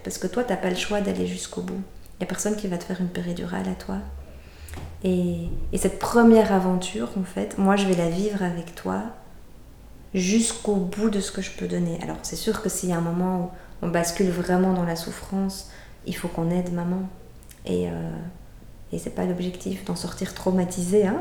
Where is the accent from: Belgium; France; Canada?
Belgium; Brussels, Brussels-Capital Region; moved away as an adult; on est bruxellois, on avait quitté Bruxelles